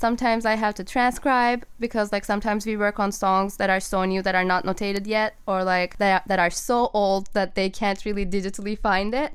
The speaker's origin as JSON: {"language": "English", "country": "Turkey", "also_born_or_lived": "Boston, United States", "moved": "as an adult", "lives_now": "Los Angeles, United States", "said": "I'm from Turkey, so I like left everybody I know behind, and like as a 18 year old"}